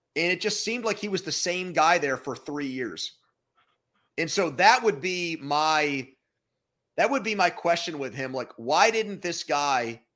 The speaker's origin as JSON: {"language": "English", "town": "Pittsburgh", "region": "Pennsylvania", "country": "United States", "tie": "born or raised there", "said": "the Steelers, my hometown team"}